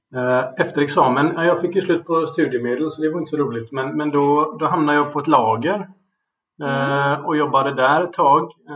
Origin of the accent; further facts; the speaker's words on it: Gothenburg, Västra Götaland, Sweden; also born or lived in England / Germany / Uppsala; jag är uppvuxen i Göteborg och har bott här